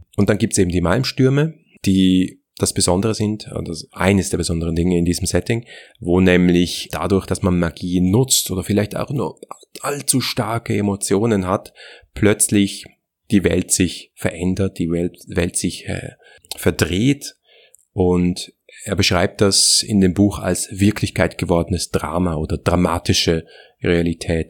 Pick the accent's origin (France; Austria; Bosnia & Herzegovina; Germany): Austria